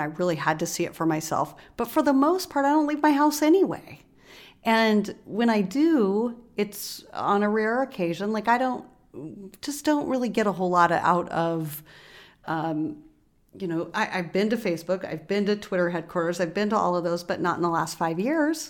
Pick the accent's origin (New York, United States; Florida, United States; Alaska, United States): Alaska, United States; also born or lived in Bay Area, California; now in Oakland, United States; I grew up in Alaska